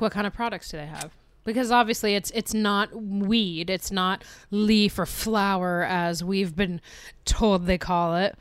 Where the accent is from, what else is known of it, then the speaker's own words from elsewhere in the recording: United States; being an American right now.